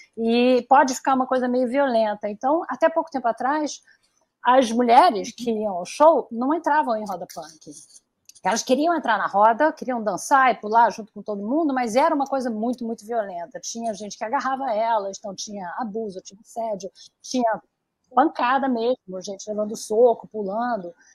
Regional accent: Rio de Janeiro, Brazil; Eu sou carioca

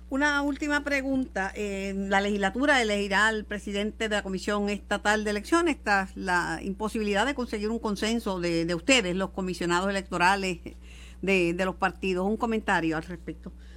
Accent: Mayagüez, Puerto Rico; Yo soy de Mayagüez y además que pues tengo vínculos de, que me crié con, toda esa gente que está ahora en la política en Mayagüez

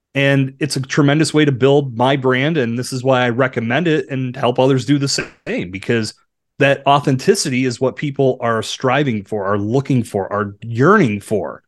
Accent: Bradford, Pennsylvania, United States; growing up in Bradford

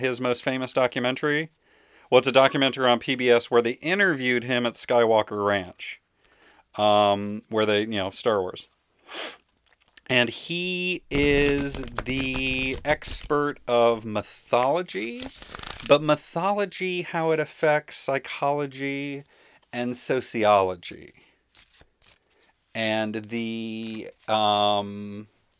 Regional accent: Welsh, Wales, United Kingdom; my Welsh mythology, since I'm Welsh

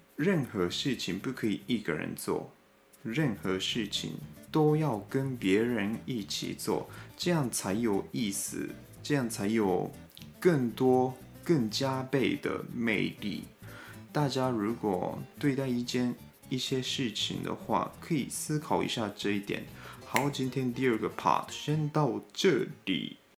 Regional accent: Gunma, Japan; Chinese is a second language; moved away as an adult; now in Taiwan; 我是群马县出生的

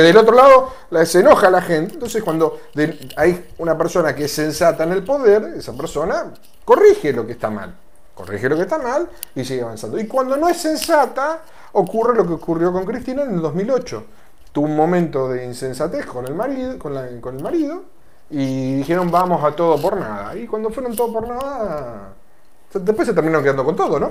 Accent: Argentina

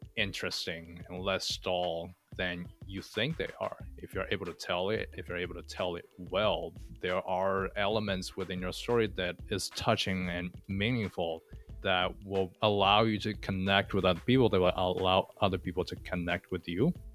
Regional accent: China; moved away; I'm from China. I grew up in the city

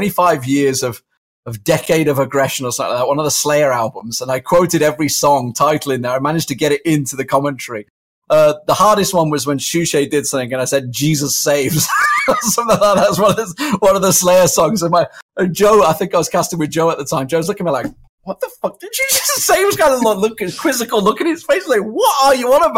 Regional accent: Warwick, West Midlands, United Kingdom; also born or lived in Leamington Spa; I was born in Leamington Spa and I grew up in Warwick

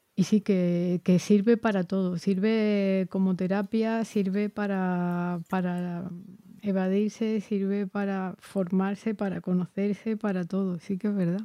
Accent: Jerez de la Frontera, Andalusia, Spain; soy de Jerez.

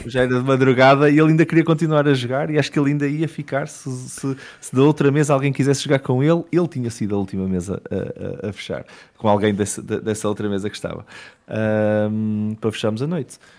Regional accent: Matosinhos, Norte, Portugal; moved away as an adult; also born or lived in London, United Kingdom; eu sou de Matozinhos

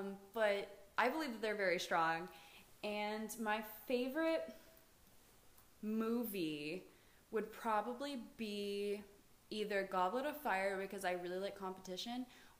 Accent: Florida, United States; I grew up in Florida.

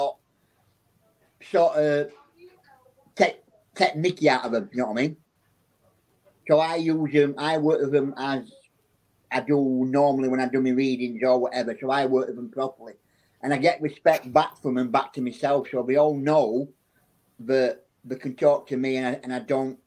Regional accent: Barnsley, Yorkshire and the Humber, United Kingdom; I'm from a little town in England called Barnsley, which is in County of South Yorkshire

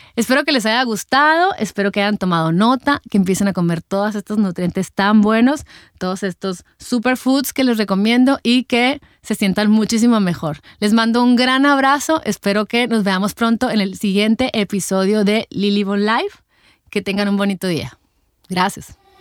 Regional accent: Mexico; como mexicanos estamos acostumbrados a comernos a lo mejor nuestros taquitos

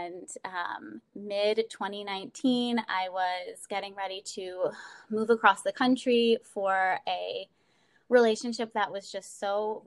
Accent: Baltimore, Maryland, United States; I'm from Baltimore and I'm living in Baltimore right now

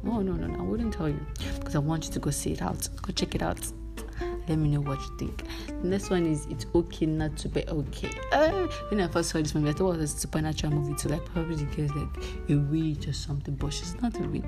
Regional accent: Nigeria; I'm a Nigerian

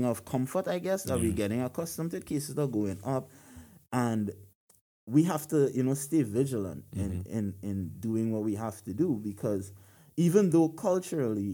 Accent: Trinidad & Tobago; now in United States; I'm from Trinidad and Tobago.

